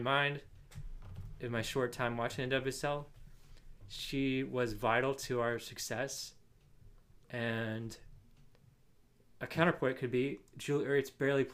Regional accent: Northern California, United States; moved away; I grew up in Northern California, which is not very close to either of them.

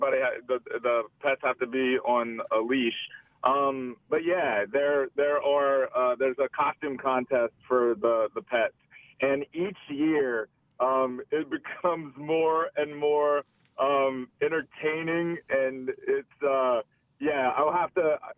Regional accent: Chauvin, Louisiana, United States; I grew up in Chauvin

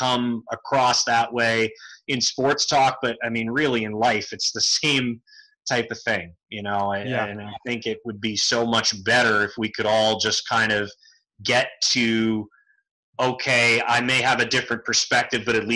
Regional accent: Northern Maine, United States; as a little kid growing up in Northern Maine

